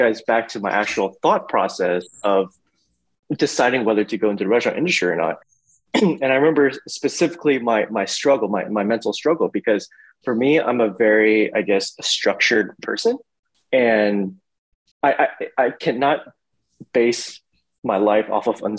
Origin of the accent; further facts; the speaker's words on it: Houston, Texas, United States; I was born and raised in Houston